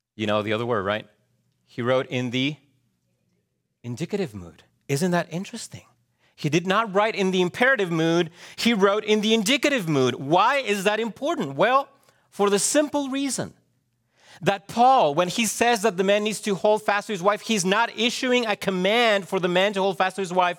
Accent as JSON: {"language": "English", "country": "Chile", "tie": "born or raised there", "moved": "yes", "said": "growing up in Chile"}